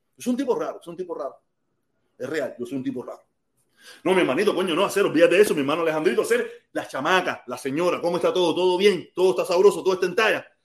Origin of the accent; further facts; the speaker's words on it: Cuba; moved away as an adult; now in United States; nosotros los cubanos que vivíamos en Cuba y que nos fuimos grandes